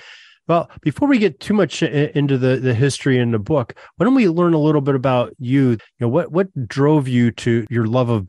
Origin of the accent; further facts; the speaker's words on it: Erie, Pennsylvania, United States; as an Erieite, you know, thank you and your cohorts for the efforts. I grew up right near Ainsworth Field.